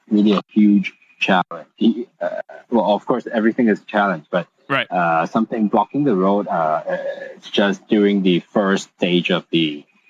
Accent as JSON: {"language": "English", "country": "Hong Kong", "tie": "born or raised there", "said": "Yes, all Hong Kong."}